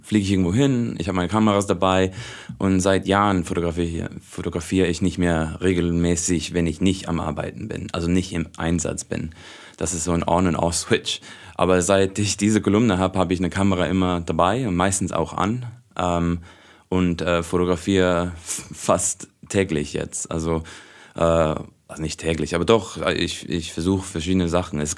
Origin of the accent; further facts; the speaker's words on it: Hong Kong; Also ich bin auch in Hongkong aufgewachsen, also ich bin ähm, Auslandsschweizer, ich habe noch nie als Schweizer in der Schweiz gelebt